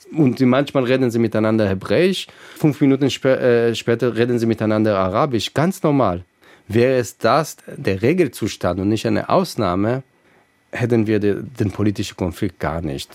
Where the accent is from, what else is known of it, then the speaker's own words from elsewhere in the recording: Israel; moved away; Ich bin äh, in Israel aufgewachsen